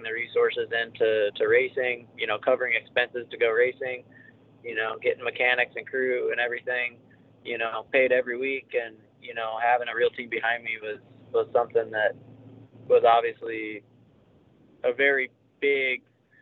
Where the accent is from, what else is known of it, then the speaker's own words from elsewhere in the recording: Midwest, United States; born and raised in the Midwest like me